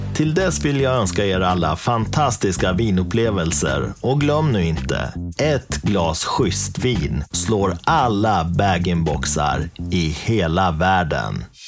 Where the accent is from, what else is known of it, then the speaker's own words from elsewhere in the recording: Dalarna County, Sweden; moved away as an adult; also born or lived in Uppsala; jag är uppvuxen i Dalarna, flyttade sen till Uppsala där jag utbildade mig i många år